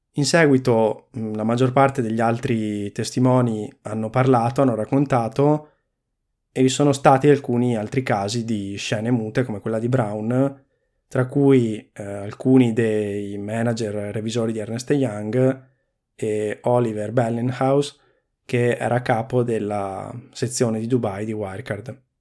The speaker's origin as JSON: {"language": "Italian", "region": "Veneto", "country": "Italy", "said": "sono veneto"}